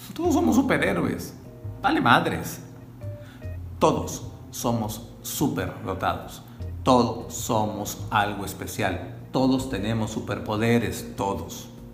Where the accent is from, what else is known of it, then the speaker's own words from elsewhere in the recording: Mexico; soy mexicano